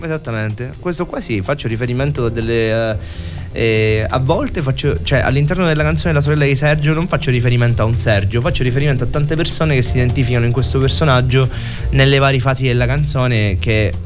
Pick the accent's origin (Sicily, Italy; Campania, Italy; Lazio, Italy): Sicily, Italy; Messina; moved away; Sicilia, alla mia isola